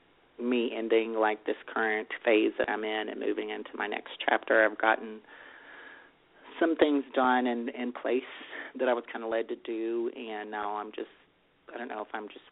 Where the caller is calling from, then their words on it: Texas, United States; Hey, it's … in Texas.